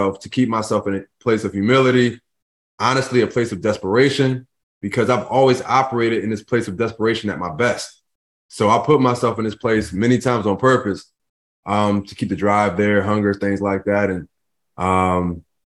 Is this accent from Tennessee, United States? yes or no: no; Philadelphia, Pennsylvania, United States; I grew up in Philadelphia. In North Philadelphia, to be exact